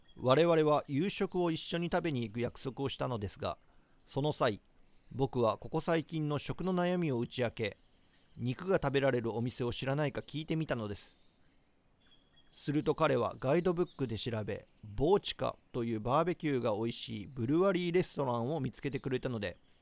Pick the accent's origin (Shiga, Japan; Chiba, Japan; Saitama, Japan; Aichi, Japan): Shiga, Japan; Nagahama; 僕滋賀県の北の方の出身なんですけれども長浜市っていうところで